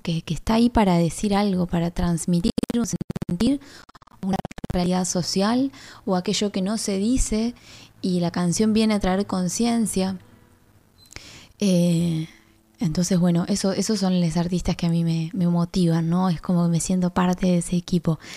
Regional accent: Tierra del Fuego, Argentina; soy artista fueguina

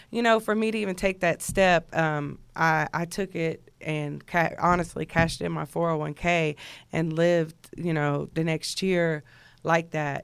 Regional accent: Jersey Village, Texas, United States; I'm from Jersey Village, Texas

